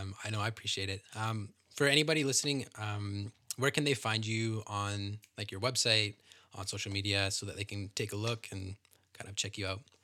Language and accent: English; Canada; being Canadian